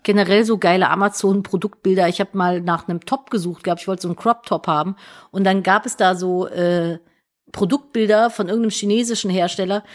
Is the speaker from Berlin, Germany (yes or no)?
no; Cologne, North Rhine-Westphalia, Germany; ich bin ja Kölnerin